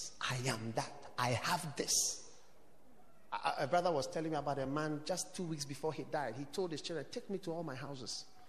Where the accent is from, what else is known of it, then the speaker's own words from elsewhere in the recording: Ghana; So I knew you from Ghana. So I'm also a Ghanaian.